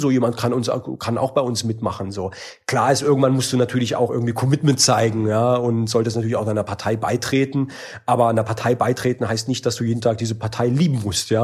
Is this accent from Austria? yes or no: no; Heidelberg, Baden-Württemberg, Germany; in Heidelberg, wo ich herkomme